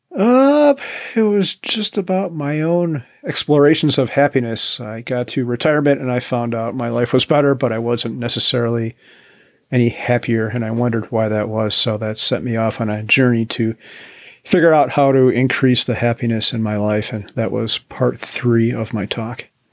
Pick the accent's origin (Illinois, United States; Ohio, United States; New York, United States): Illinois, United States; Chicago; moved away as an adult; now in Boulder County, Colorado, United States; right back home to Chicagoland where I grew up